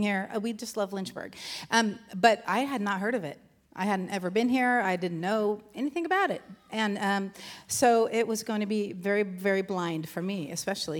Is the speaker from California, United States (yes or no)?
yes; Southern California, United States; moved away as an adult; now in Virginia, United States; born and raised in Southern California